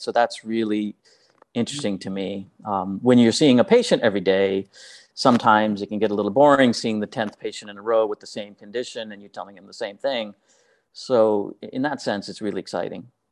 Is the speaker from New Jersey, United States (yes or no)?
yes; New Jersey, United States; I grew up in New Jersey